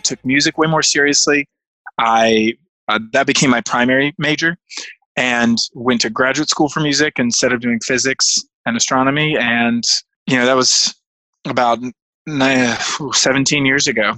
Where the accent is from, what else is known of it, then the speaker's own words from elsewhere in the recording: North Carolina, United States; also born or lived in Virginia; I came from a pretty small conservative backwater town where we grew up in North Carolina after we moved away from Virginia.